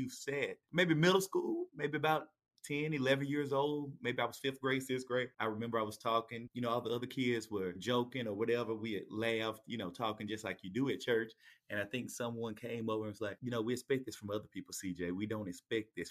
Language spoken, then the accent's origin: English; Mobile, Alabama, United States; born or raised there